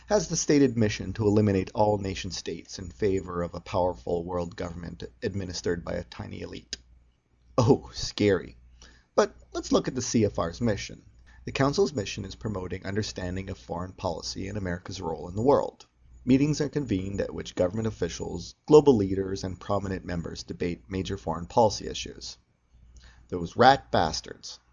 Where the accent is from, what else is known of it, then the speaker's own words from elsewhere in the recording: Canada; As a Canadian